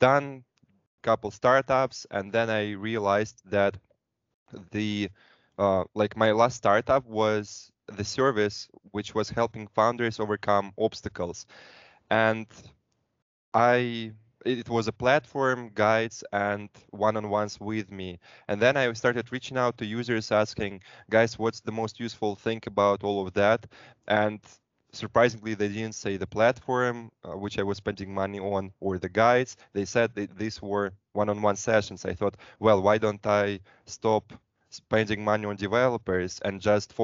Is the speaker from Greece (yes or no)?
no; Moscow, Russia; I'm from Moscow, Russia, studied in a couple of countries